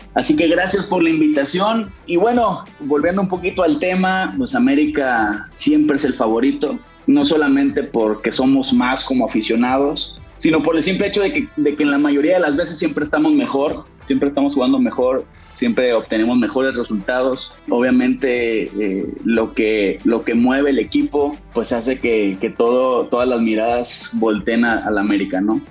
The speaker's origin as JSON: {"language": "Spanish", "town": "Monterrey", "region": "Nuevo León", "country": "Mexico", "said": "la mayoría somos de Monterrey"}